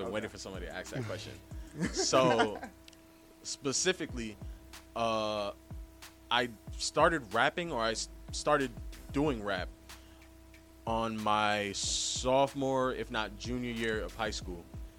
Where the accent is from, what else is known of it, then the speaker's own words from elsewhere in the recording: New York City, New York, United States; I'm 21. I'm a Bronx native. I was born not too far away from here, actually. I was born in St. Mary's Hospital. I originally, grew up here until I was 5, and then I lived here until I was 15 in Kingsbridge Road, near the Jerome Avenue